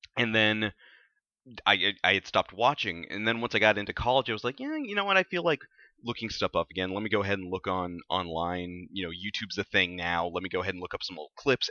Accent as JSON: {"language": "English", "region": "South Texas", "country": "United States", "tie": "born or raised there", "said": "when I was a kid growing up in South Texas"}